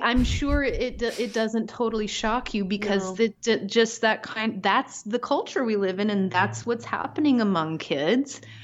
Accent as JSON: {"language": "English", "region": "Pacific Northwest", "country": "United States", "tie": "born or raised there", "also_born_or_lived": "Midwest / Chicago", "moved": "yes", "said": "growing up in the Pacific Northwest, I was just kind of like de facto liberal. And then I moved to the Midwest"}